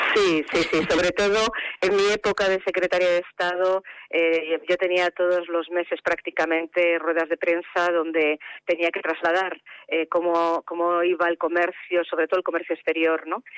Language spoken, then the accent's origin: Spanish; Navarre, Spain; moved away as an adult; todo el mundo me conoce como, como una persona de Navarra